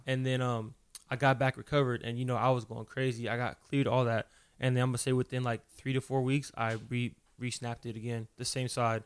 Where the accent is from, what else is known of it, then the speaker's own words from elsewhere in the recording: Fontana, California, United States; also born or lived in Los Angeles, California; From, uh, Southern California, born in the L A. Uh, but I'm really from Fontana, California